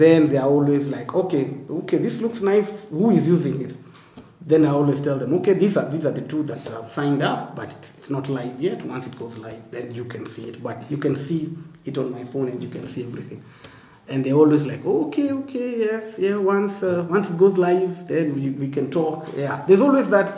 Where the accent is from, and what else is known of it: Kenya